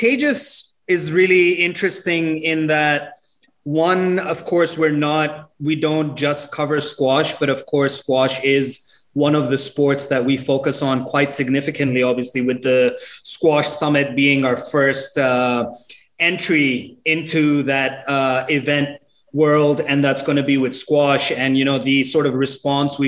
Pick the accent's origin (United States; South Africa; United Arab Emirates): United Arab Emirates; Dubai; moved away as an adult; also born or lived in Pakistan; now in Australia; originally from Pakistan, Karachi, never lived there, but was born and raised in Dubai.